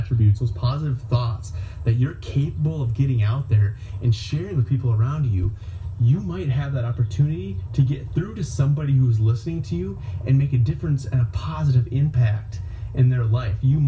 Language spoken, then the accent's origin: English; Myrtle, South Dakota, United States; I am back in my hometown of Myrtle, South Dakota tonight